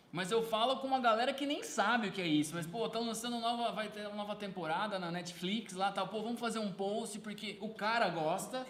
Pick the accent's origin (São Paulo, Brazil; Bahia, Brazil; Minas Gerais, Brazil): São Paulo, Brazil; Sorocaba; A gente é da cidade de Sorocaba aqui